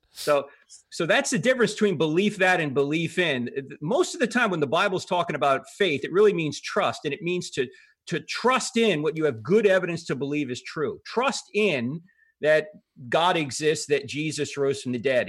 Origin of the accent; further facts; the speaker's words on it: New Jersey, United States; I grew up, uh, Catholic because I'm from New Jersey